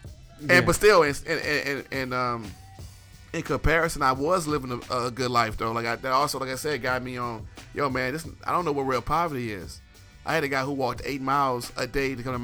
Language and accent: English; United States